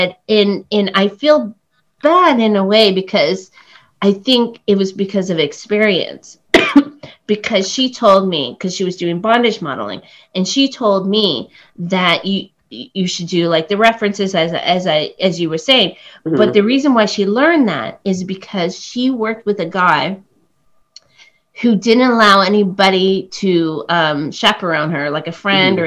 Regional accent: Oakville, Ontario, Canada; first language English; also born or lived in Cambodia; now in Toronto, Canada; I grew up just outside of Toronto

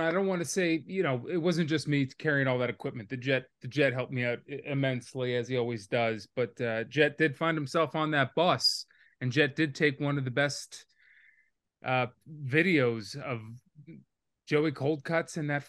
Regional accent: New Jersey, United States; I grew up in Jersey, but it's very different than North Jersey. That's almost a different state.

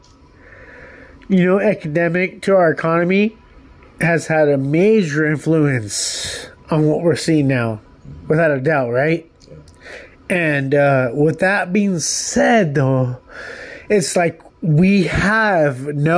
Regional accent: United States; being an American

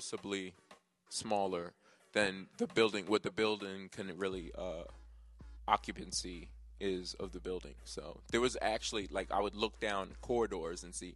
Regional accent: New Jersey, United States; I'm really from Jersey

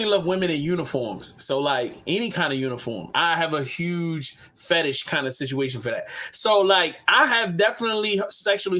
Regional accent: Baltimore, Maryland, United States; Baltimore City, Warburg Junction

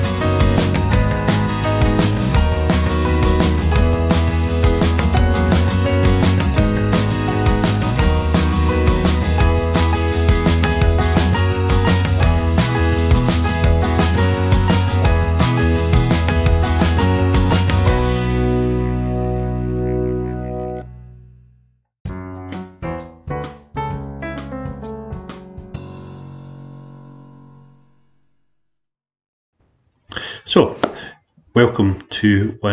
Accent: Scotland, United Kingdom; accent: Scottish; as you can tell from my accent, I garden in Scotland

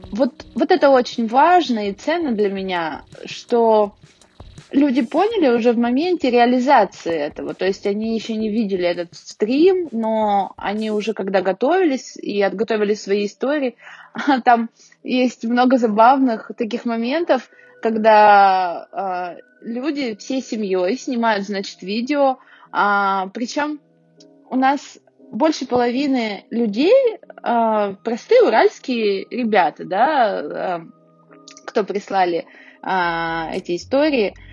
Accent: Urals, Russia; я думаю, да, да, мы не отстаем от Москвы, потому что мы уральцы.

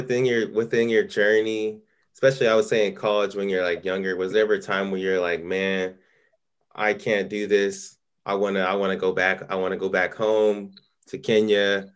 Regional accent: California, United States; Yeah, we from California

